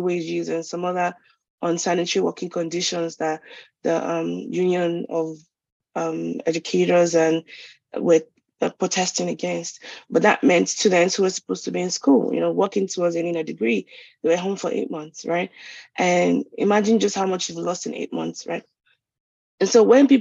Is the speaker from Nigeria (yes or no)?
yes; Lagos, Nigeria; moved away as an adult; I was brought up in Lagos